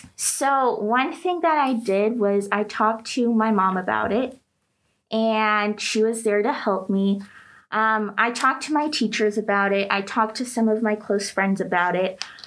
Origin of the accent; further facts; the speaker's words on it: United States; moved away; also born or lived in Greece; I was from the States